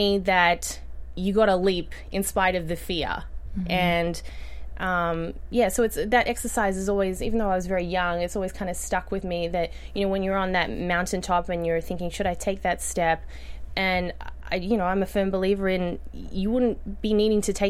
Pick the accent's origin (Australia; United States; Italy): Australia; moved away; you can tell from my accent, I grew up in Australia.